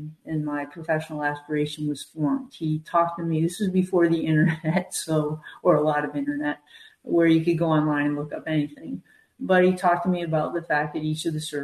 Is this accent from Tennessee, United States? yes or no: no; New Hampshire, United States; I grew up in New Hampshire.